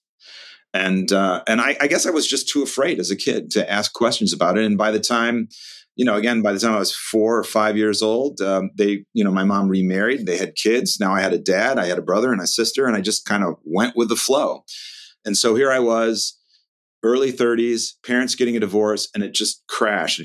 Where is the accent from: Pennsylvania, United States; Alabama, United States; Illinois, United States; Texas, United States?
Illinois, United States; Chicago; moved away as an adult; also born or lived in California; I grew up in a working class white family in the northern suburbs of Chicago